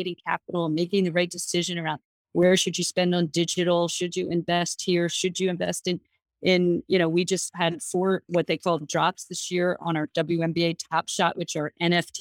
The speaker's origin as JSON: {"language": "English", "region": "New Jersey", "country": "United States", "said": "I'm from New Jersey"}